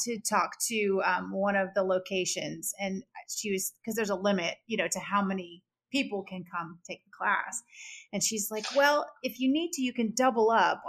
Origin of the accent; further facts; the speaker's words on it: South Florida, United States; I grew up in South Florida